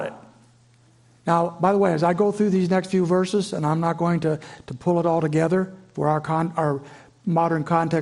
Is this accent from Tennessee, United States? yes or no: no; Indiana, United States; moved away as an adult; also born or lived in Virginia; I grew up in Flatland, Indiana